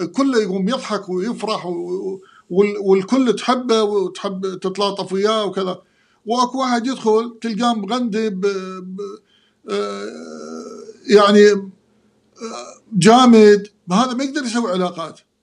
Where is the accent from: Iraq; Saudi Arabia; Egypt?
Iraq; moved away; انا عراقي بلبسي بثقافتي بحركاتي